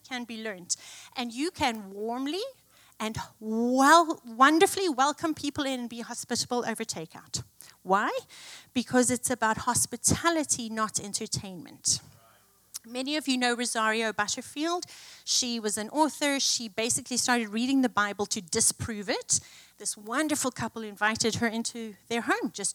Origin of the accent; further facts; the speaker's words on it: South Africa; moved away; I grew up in South Africa